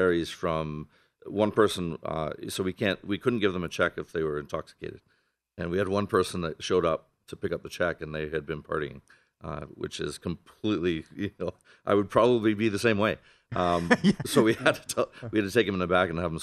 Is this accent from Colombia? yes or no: no; Canada; moved away as an adult; now in Las Vegas, United States; I'm from Canada originally